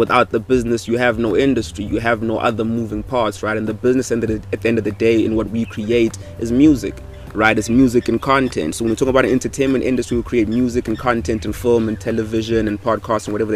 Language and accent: English; Limpopo, South Africa; I come from Limpopo.